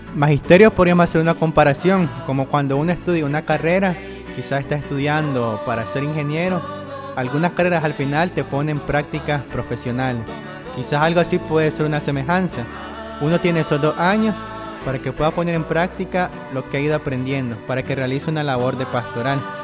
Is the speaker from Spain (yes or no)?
no; Nicaragua